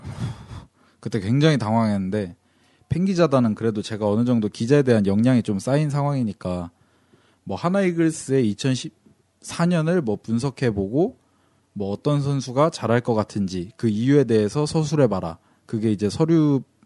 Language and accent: Korean; Cheongju, North Chungcheong, South Korea; 저기 청주가 고향입니다.